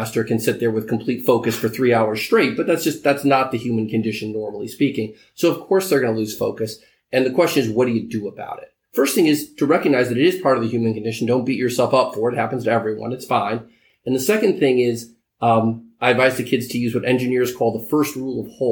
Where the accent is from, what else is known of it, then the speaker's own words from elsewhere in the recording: California, United States; also born or lived in New York; I live in California most of the time. I'm here in New York occasionally, but I am, by birth, I am a Californian.